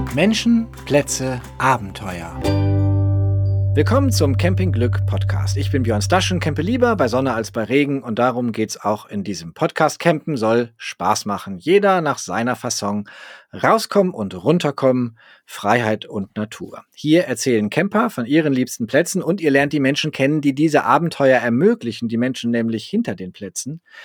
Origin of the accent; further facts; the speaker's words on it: Northern Germany, Germany; als Norddeutscher wie ich